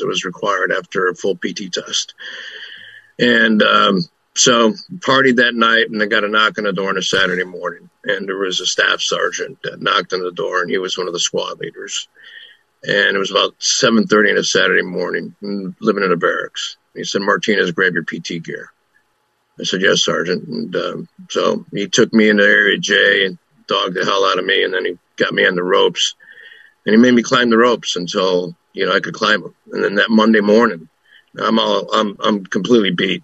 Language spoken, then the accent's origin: English; Chicago, Illinois, United States; I was born and raised in Chicago.